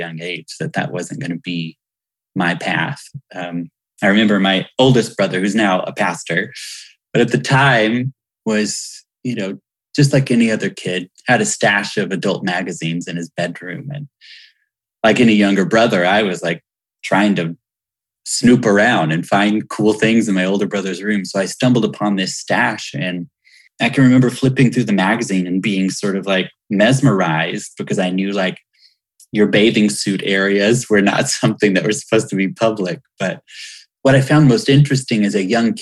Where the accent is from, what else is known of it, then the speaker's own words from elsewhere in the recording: Hueytown, Alabama, United States; I'm from Hueytown, Alabama